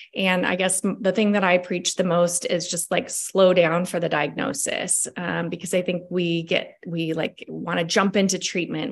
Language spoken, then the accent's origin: English; Washington, United States; we're both from Washington State